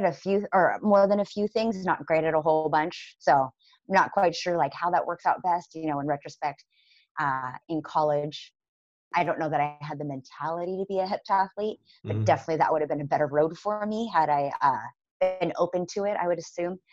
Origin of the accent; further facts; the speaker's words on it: Concord, California, United States; also born or lived in San Francisco; I'm born and raised a California kid. I was born in San Francisco, grew up in the Bay Area, in the East Bay, out in Concord